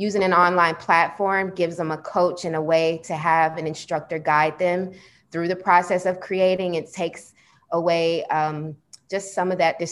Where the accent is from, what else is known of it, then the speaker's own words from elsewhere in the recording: Atlanta, Georgia, United States; I was born and raised in Atlanta